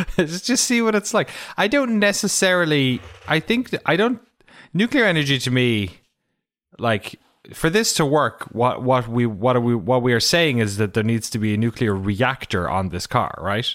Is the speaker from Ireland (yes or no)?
yes; Ireland; my hometown